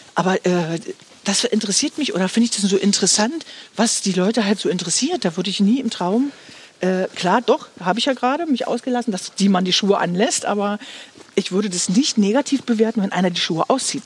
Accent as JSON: {"language": "German", "town": "Stendal", "region": "Saxony-Anhalt", "country": "Germany", "tie": "born or raised there", "said": "Du bist ja schließlich ein Stendeler Kind"}